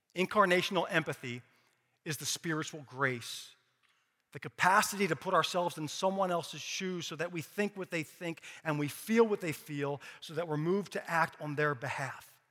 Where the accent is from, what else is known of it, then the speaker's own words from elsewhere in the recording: Philadelphia, Pennsylvania, United States; I grew up in Philadelphia, born and raised